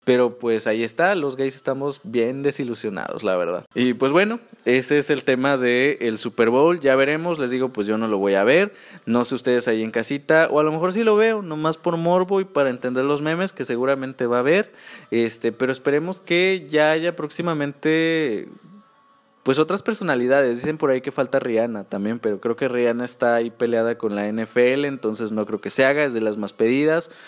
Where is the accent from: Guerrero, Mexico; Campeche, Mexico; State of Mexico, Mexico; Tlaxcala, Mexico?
Guerrero, Mexico; near Acapulco; Acapulco Guerrero, muy cerca de donde yo soy, donde yo crecí